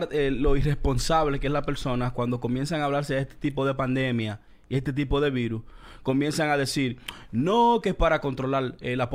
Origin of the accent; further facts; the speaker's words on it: Dominican Republic; now in Queens, United States; yo no soy de Colombia, yo soy dominicano.